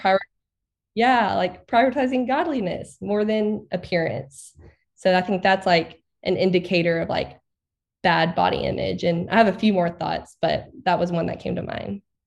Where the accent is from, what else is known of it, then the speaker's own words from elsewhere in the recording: Arkansas, United States; I grew up in Arkansas. I've never moved outside of Arkansas.